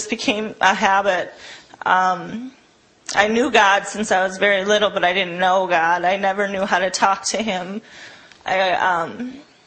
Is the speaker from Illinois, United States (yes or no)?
yes; Chicago, Illinois, United States; also born or lived in Hudson, Wisconsin; now in Milwaukee, United States; I'm from Hudson, up by Minneapolis, originally from Chicago, but that's where I was living before I came here.